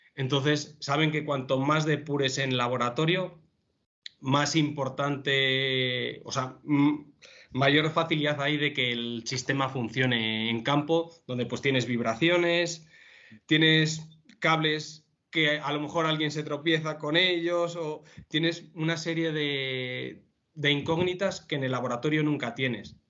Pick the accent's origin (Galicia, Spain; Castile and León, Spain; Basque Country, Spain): Castile and León, Spain; León; now in Madrid, Spain; soy de León y tengo un gran apego por, mi tierra y por mi familia